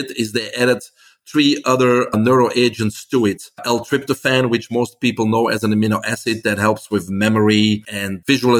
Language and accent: English; Belgium; English is a second language; moved away as an adult; now in United States; I came here from Belgium. That's why I have this accent. In 1997, I was in my 20s